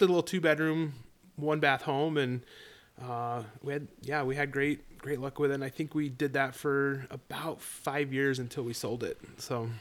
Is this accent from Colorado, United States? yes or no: yes; Colorado, United States; moved away as an adult; now in Idaho, United States; I'm a boy that born and raised in Colorado